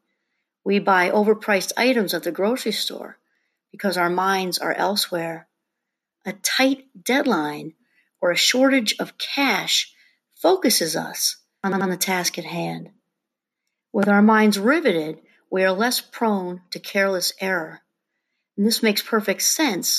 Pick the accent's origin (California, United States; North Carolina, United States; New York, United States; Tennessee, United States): New York, United States; I'm from New York